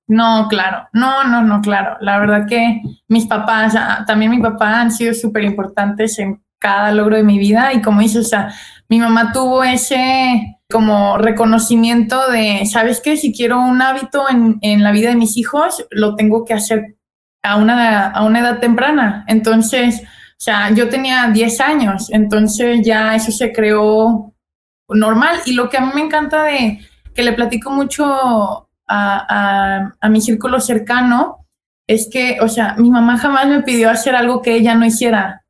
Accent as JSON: {"language": "Spanish", "town": "Guadalajara", "region": "Jalisco", "country": "Mexico", "tie": "born or raised there", "moved": "as an adult", "lives_now": "United States", "said": "soy súper tapatía, yo nací, crecí en Guadalajara"}